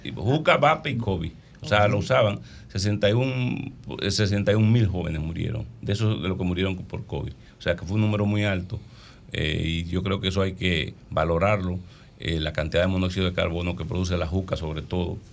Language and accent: Spanish; Licey al Medio, Santiago, Dominican Republic; yo soy santiaguero